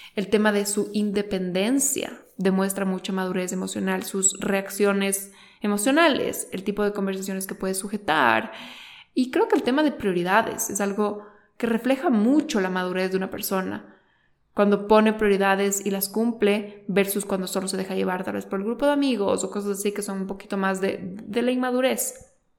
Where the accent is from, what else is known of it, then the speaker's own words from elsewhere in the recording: Quito, Pichincha, Ecuador; los dos somos ecuatorianos, los dos somos de Quito. Eh, somos de diferentes colegios